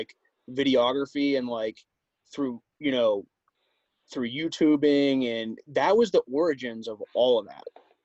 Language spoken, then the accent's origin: English; Pittsburgh, Pennsylvania, United States; growing up in Pittsburgh.